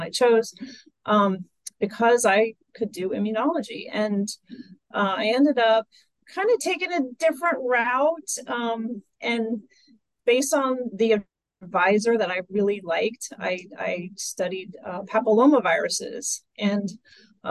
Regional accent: central Kansas, United States; I grew up in central Kansas

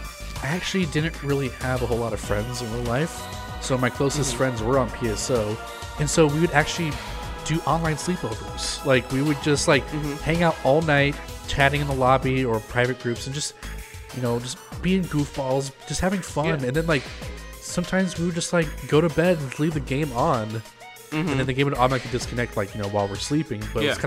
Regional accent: United Kingdom; Being a Brit, it didn't mean a whole lot to me, but I was playing on the US server.

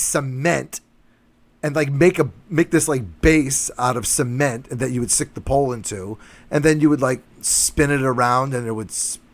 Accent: New Bedford, Massachusetts, United States; my hometown of New Bedford, Massachusetts

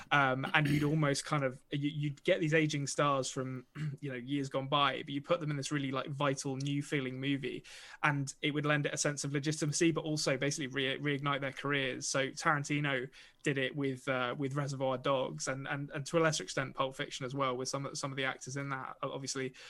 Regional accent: England, United Kingdom; I'm an Englishman

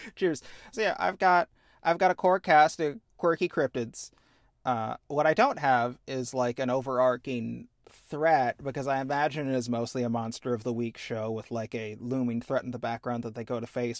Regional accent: Midwest, United States; I'm from the Midwest

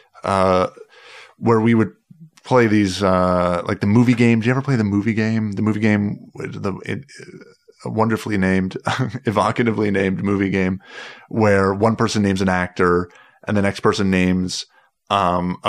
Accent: Mississauga, Ontario, Canada; I grew up in Mississauga

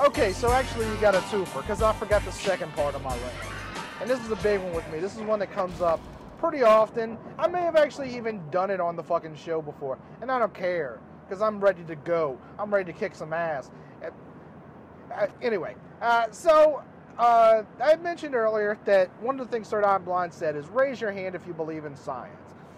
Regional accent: United States; the America that I grew up

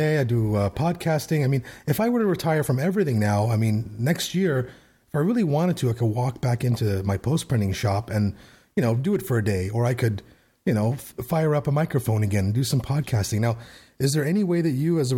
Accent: Canada; I'm the Canadian

